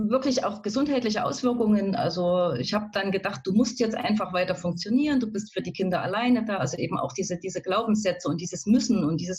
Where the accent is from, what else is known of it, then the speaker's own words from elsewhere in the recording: East Germany, Germany; Also ich wohne am schönen Rand von Leipzig, vom schönen Leipzig, bin tatsächlich im Osten auch groß geworden, aufgewachsen, also so ein richtiges Ostkind.